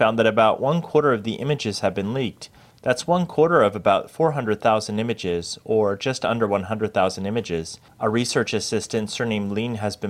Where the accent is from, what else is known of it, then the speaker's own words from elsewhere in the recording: Malaysia; I'm from Malaysia. We only have fake wisteria there. No real wisteria.